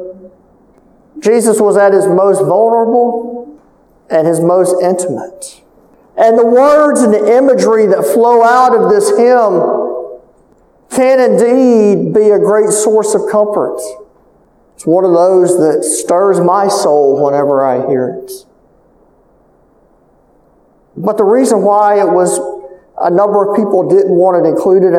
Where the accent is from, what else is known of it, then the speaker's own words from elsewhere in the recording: Calcasieu Parish, Louisiana, United States; I'm from Calcasieu Parish